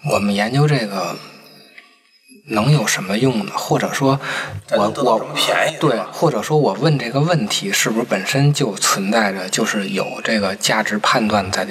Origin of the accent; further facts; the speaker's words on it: China; 因为咱们是中国人